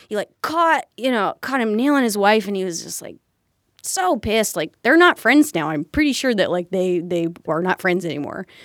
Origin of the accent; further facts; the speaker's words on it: Fauquier County, Virginia, United States; moved away as an adult; also born or lived in Richmond, Virginia; now in Chicago, United States; where I grew up in Fauquier County.